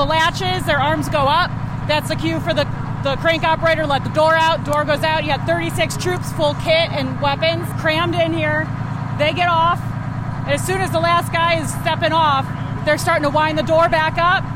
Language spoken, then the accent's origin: English; Buffalo, New York, United States; I'm from Buffalo, New York, and I'm crew on the Buffalo Fireboat